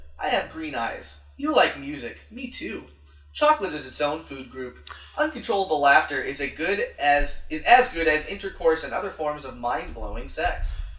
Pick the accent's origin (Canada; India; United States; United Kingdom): United States; San Francisco, California; I grew up here in San Francisco.